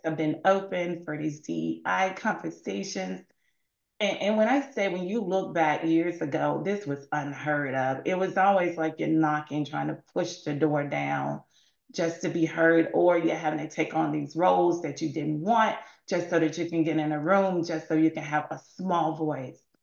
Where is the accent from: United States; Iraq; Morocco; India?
United States; Mississippi; I'm from Mississippi